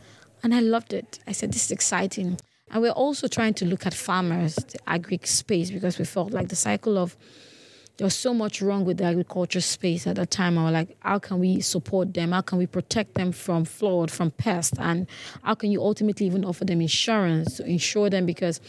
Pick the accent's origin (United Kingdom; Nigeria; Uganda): Nigeria; Lagos; English is a second language; again, I'm from Nigeria. I have lived in Lagos, Nigeria all my life, but according to my dad, I'm from still the southwest, Ondo State, never been to my village or countryside